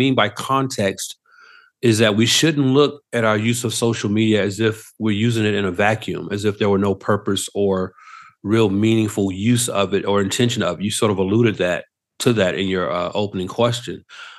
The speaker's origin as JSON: {"language": "English", "town": "Atlanta", "region": "Georgia", "country": "United States", "tie": "born or raised there", "said": "who's on the East Coast in my hometown of Atlanta. I'm here on the West Coast in Southern California."}